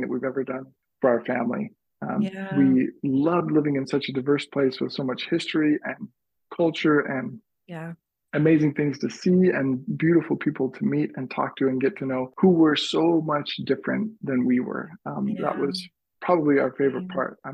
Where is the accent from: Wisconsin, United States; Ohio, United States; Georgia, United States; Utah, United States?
Utah, United States; Utah Valley, United States; was born in and grew up in Utah Valley all my life.